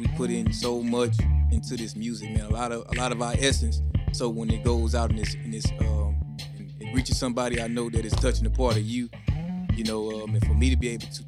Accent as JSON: {"language": "English", "town": "East St. Louis", "region": "Illinois", "country": "United States", "said": "I'm from East St. Louis, Illinois. Not to be confused with St. Louis, Missouri"}